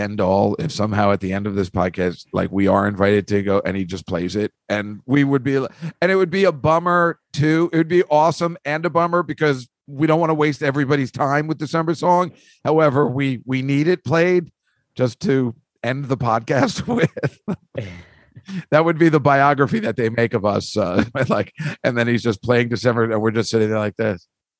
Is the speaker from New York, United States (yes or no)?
yes; Oyster Bay, New York, United States; I grew up in Oyster Bay. I went to Hicksville High.